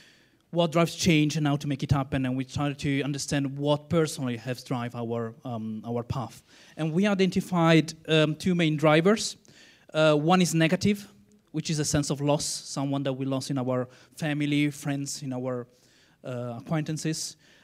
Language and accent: English; Italy; I'm from Italy.